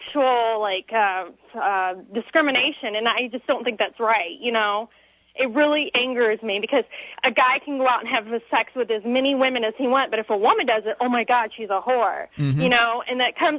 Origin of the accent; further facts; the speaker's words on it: Kentucky, United States; I grew up in Kentucky